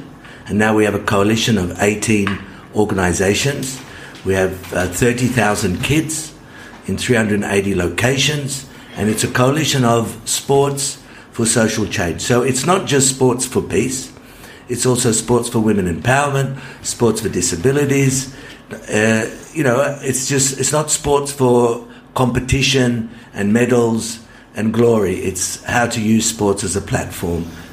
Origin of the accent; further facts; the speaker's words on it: Sydney, New South Wales, Australia; moved away as an adult; also born or lived in Adelaide; now in Israel; I was born in Adelaide, but I grew up in Sydney.